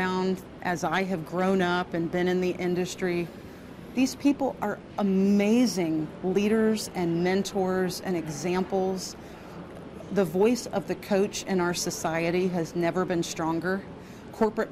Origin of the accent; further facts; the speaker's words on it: Georgia, United States; I grew up in Georgia and was very fortunate to play at Georgia Tech